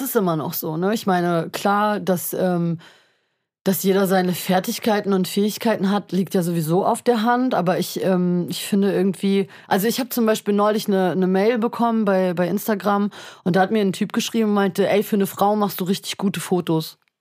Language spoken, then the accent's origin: German; Berlin, Germany; wir kommen aus Berlin, hier ist irgendwie eine Metropole